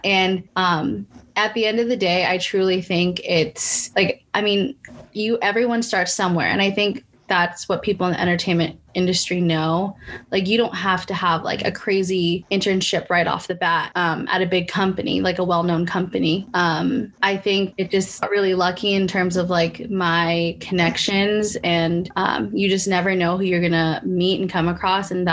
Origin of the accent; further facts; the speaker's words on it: San Francisco Bay Area, California, United States; moved away as an adult; now in Los Angeles, United States; I'm originally from the San Francisco Bay Area and then moved